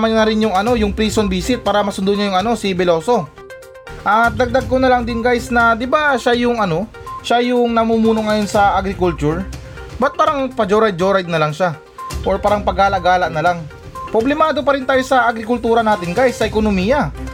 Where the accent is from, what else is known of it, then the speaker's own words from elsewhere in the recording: Philippines; Pero syempre naman na may karapatan naman akong sabihin yan kasi normal na Pilipino lang ako.